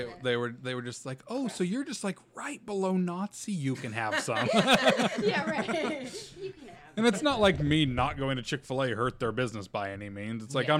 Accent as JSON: {"language": "English", "region": "Utah", "country": "United States", "tie": "born or raised there", "moved": "yes", "lives_now": "Los Angeles, United States", "said": "I grew up in Utah."}